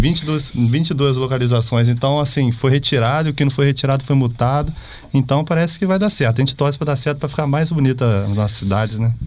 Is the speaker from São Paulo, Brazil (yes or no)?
yes; Bananal, São Paulo, Brazil; eu sou lá de Bananal